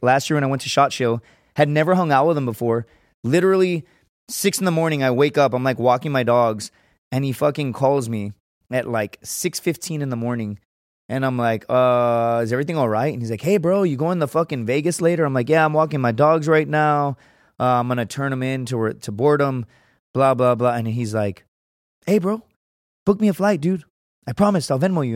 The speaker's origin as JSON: {"language": "English", "town": "Laredo", "region": "Texas", "country": "United States", "moved": "yes", "said": "I'm from Laredo"}